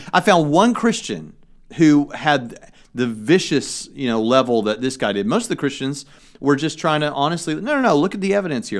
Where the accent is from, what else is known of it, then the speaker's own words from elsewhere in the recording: Tennessee, United States; now in Indiana, United States; I'm not from Texas. I'm from Tennessee, and I currently live in Indiana the godless North